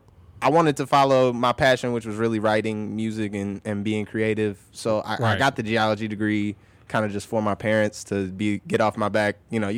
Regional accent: Oak Park, Illinois, United States; My reality is I'm from Oak Park

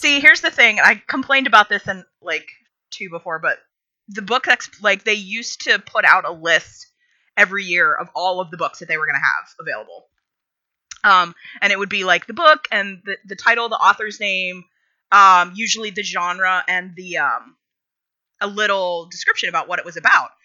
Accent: rural Pennsylvania, United States; when I was growing up, and again, rural Pennsylvania

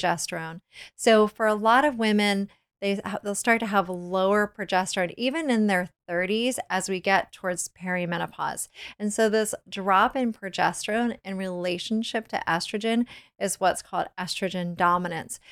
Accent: Virginia, United States; I grew up in Virginia

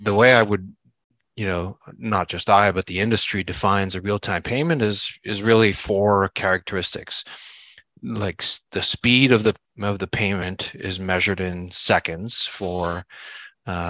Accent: Montreal, Quebec, Canada; moved away as an adult; now in Charlotte, United States; I live in Charlotte, North Carolina, but I'm originally from Montreal, Canada. But we've been here for just about 20 years.

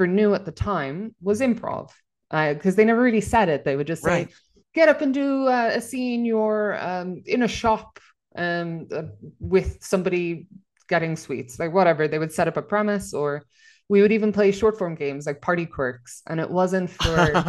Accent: Enniskerry, Leinster, Ireland; moved away as an adult; now in Copenhagen, Denmark; I say I'm from Dublin because that makes it easier, but I'm actually from a small village just outside of Dublin called Enniskerry.

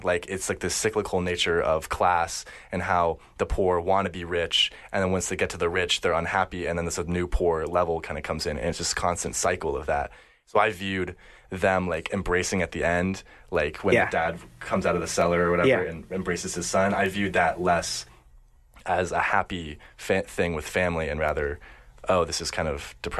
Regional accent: United States; I grew up in America

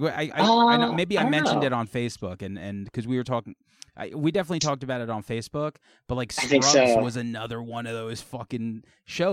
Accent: Long Island / Queens, New York, United States; I was born in Queens

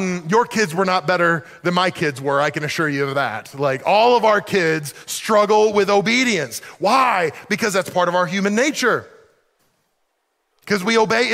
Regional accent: the South, United States; I grew up in the South

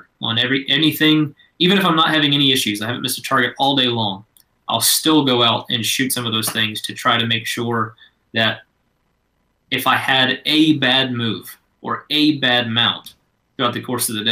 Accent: Georgia, United States; moved away as an adult; now in Fort Worth, United States; growing up in Georgia, we were quail hunters

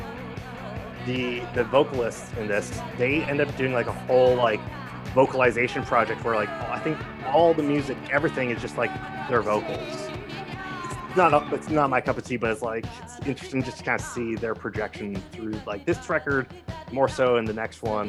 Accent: Northern California, United States; I'm from Northern California

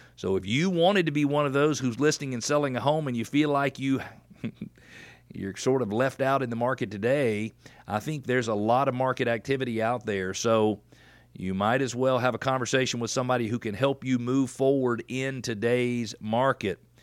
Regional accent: Atlanta, Georgia, United States; I'm from Atlanta

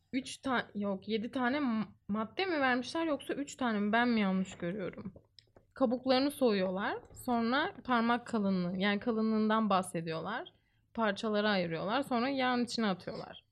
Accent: Istanbul, Turkey; Ben İstanbulluyum

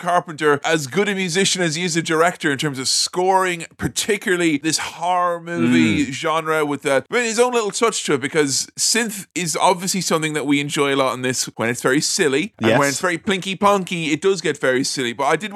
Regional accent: Ireland; I'm Irish

